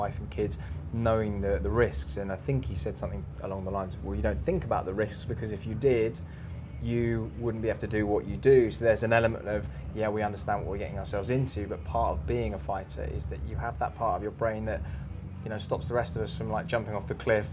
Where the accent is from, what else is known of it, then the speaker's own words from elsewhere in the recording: England, United Kingdom; we're English, we like our traditions